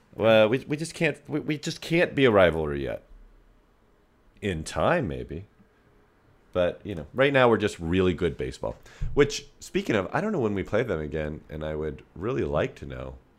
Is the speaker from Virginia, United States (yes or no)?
no; Northern California, United States; I'm from Northern California